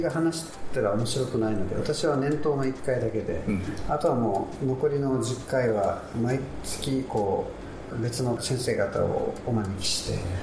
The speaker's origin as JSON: {"language": "Japanese", "town": "Naha", "region": "Okinawa", "country": "Japan", "tie": "born or raised there", "said": "ちょうど私も首里の出身で"}